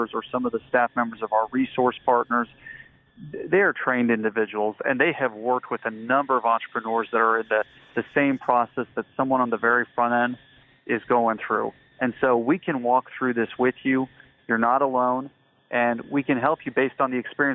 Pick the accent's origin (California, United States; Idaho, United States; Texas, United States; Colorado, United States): Colorado, United States; Colorado Springs; I'm from Colorado Springs, Colorado, so just about an hour south of Denver, and a native Coloradan, lived in that state my whole life